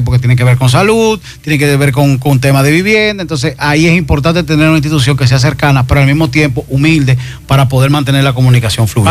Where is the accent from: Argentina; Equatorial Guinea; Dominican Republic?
Dominican Republic; nuestra identidad como dominicano